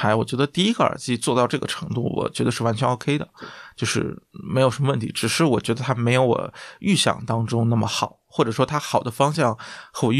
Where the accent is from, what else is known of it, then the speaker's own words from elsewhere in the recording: Guangdong, China; 就作为广东人，这个对粤菜